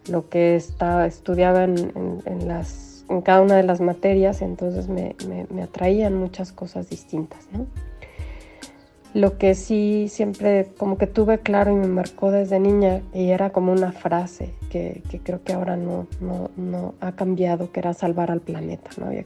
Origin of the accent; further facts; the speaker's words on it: Mexico City, Mexico; now in Morelia, Mexico; crecí en la Ciudad de México